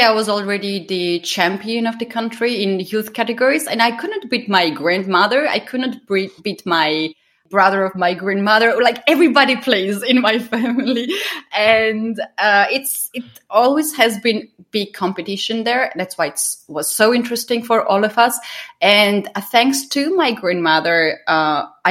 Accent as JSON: {"language": "English", "country": "Georgia", "second_language": "English", "said": "I'm from Georgia"}